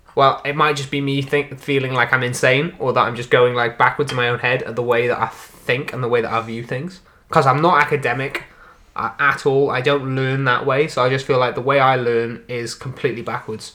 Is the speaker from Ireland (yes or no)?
no; Wales, United Kingdom; accent: Welsh; I am a Welsh boy, a mere Welsh boy